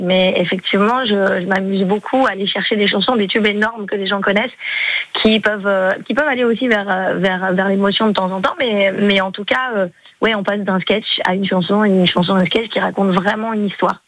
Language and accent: French; Toulouse, Occitania, France; moved away; also born or lived in Var; moi, je suis toulousaine